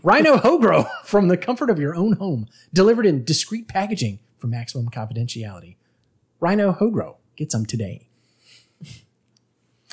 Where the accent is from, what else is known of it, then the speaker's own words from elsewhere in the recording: United States; I'm an American